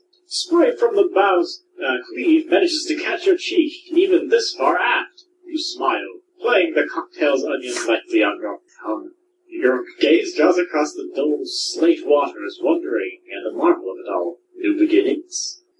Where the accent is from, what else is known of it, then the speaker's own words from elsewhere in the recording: Bradenton, Florida, United States; I was born in Bradenton, Florida, which is a medium-sized suburb.